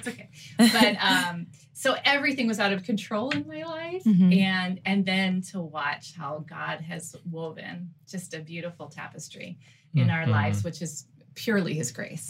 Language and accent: English; Baltimore, Maryland, United States; moved away as an adult; also born or lived in Guadalajara, Mexico; I'm from Baltimore, Maryland